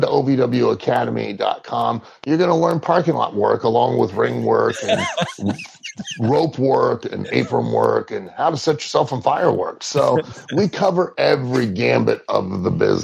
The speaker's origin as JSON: {"language": "English", "town": "Lima", "region": "Ohio", "country": "United States", "tie": "born or raised there", "moved": "yes", "lives_now": "Louisville, United States", "said": "I'll be in my hometown of Lima, Ohio"}